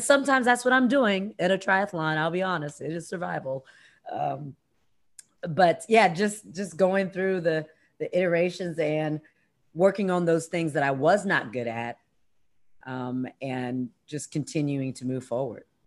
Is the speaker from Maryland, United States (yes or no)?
yes; Columbia, Maryland, United States; moved away; that's my hometown. That's where I went to high school